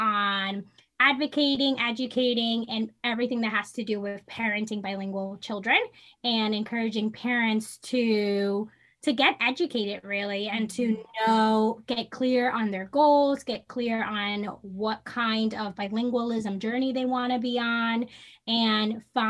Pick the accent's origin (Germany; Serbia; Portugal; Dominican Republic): Dominican Republic; first language Spanish; English is a second language; also born or lived in New York; now in United States; I grew up in the Dominican Republic, and my parents, literally their strategy was like, they sent me to school, and my school was bilingual. And so I learned English in school.